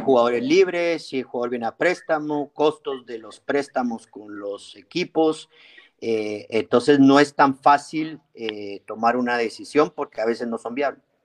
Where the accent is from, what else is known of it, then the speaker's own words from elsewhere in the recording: Guatemala; todos somos guatemaltecos